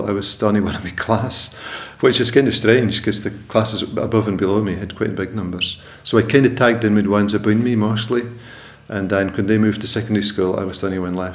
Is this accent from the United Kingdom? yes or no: yes; Twatt, Shetland, Scotland, United Kingdom; born in Twatbixter and I was brought up there just on the croft